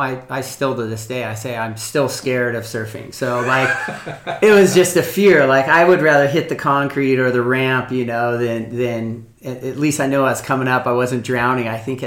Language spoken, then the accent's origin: English; Hermosa Beach, California, United States; growing up in Hermosa Beach